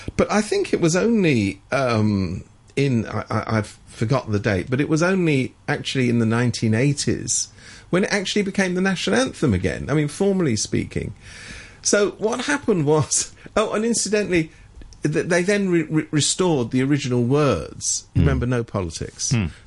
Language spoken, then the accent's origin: English; United Kingdom; moved away; I come from Britain originally